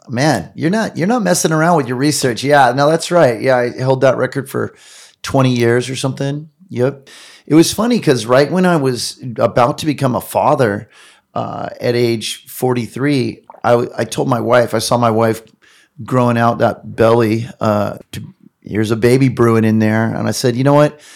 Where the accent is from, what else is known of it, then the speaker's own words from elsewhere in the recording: Long Beach, California, United States; I'm growing up in Southern California in Long Beach